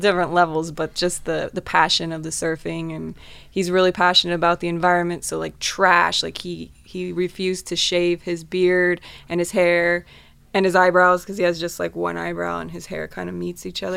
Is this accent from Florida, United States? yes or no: yes; Fort Lauderdale, Florida, United States; Fort Lauderdale. Okay. And I grew up there